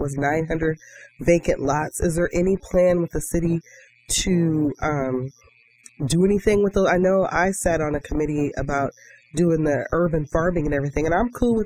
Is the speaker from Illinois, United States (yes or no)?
yes; Galesburg, Illinois, United States; I grew up in Galesburg, and my dad designed our house